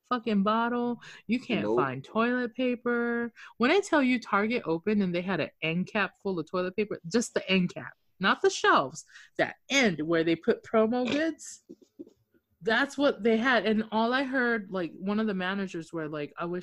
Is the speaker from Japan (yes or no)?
yes; Okinawa, Japan; I'm from Okinawa, speak Japanese and Hokkien.